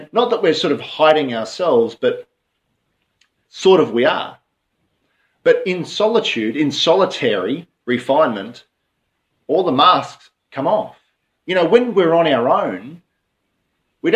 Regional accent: Queensland, Australia; moved away; we come from Queensland

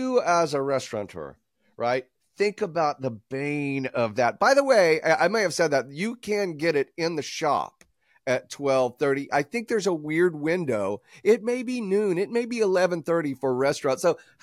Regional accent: Atlanta, Georgia, United States; I'm from here, like you did, Joe, that you said you're from here, yeah. right? I was born into here. They're baffled the fact if someone is actually from Atlanta.

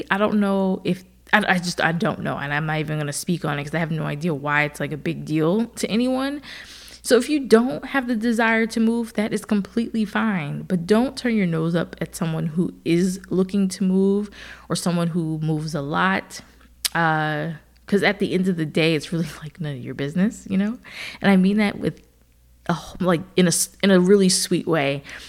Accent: New Jersey, United States; also born or lived in Philadelphia / Austin / Seattle; now in Atlanta, United States; I've lived in Philadelphia for a little while when I went to Temple for school. And then, of course, I'm from New Jersey. And then from there, I moved to Atlanta for the first time.

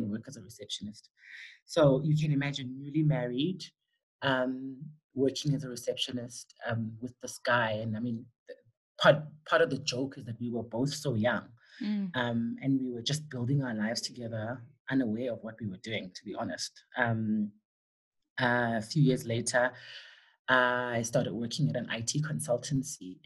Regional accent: Soweto, Gauteng, South Africa; also born or lived in West Rand; I was raised in Dobsonville

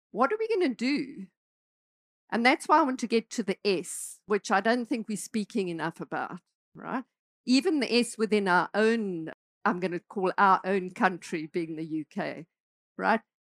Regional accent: South Africa; moved away as an adult; I'm South African, right? So I spent, uh, I grew up in South Africa, spent a lot of my life in South Africa

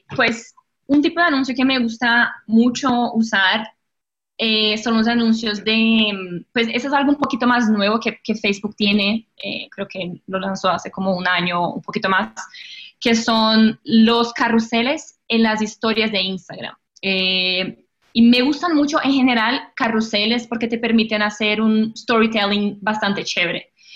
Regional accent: Brazil; accent: portuñol; Spanish is a second language; moved away as an adult; now in Colombia; yo nací y crecí en Brasil

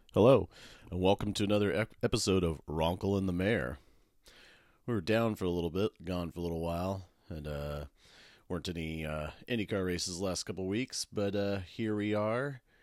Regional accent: Medford, Oregon, United States; now in Portland, United States; I grew up in Medford

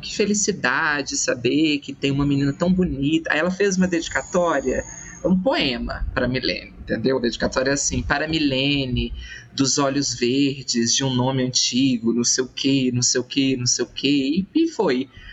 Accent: Minas Gerais, Brazil; eu sou da França brasileira, que é Minas Gerais

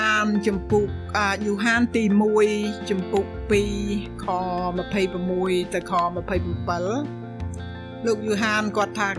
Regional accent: Cambodia; also born or lived in Thailand (refugee camp); now in United States

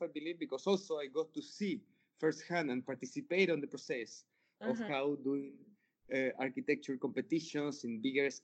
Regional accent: Chile; also born or lived in Laja, Chile / Santiago, Chile; I'm from Chile. Chile is a pretty small country. And even like I spent my childhood in a small city in the south of Chile. So until I was like 10 or 11, I just lived in that small city. The city is called Laja.

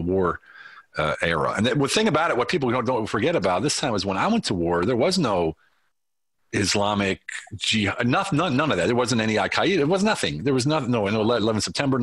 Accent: United States; accent: American; moved away as an adult; also born or lived in Germany; my American accent

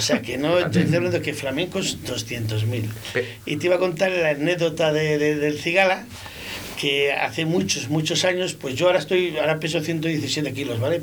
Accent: Valladolid, Castile and León, Spain; Yo soy de Girón, de un barrio que me he criado con los chichos

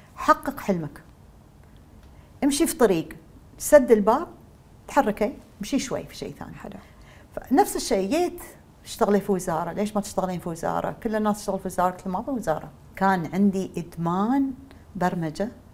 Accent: United Arab Emirates; أساسنا كاماراتيين الدي ان اي مالنا ما تغير

